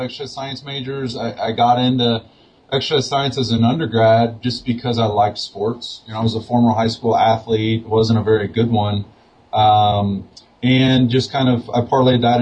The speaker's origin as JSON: {"language": "English", "town": "St. Louis", "region": "Missouri", "country": "United States", "tie": "born or raised there", "moved": "yes", "lives_now": "Albuquerque, United States", "said": "Lindenwood University, which is near my hometown of St. Louis, Missouri"}